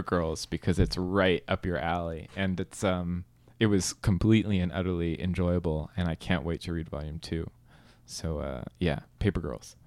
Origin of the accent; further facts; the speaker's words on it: California, United States; I'm from California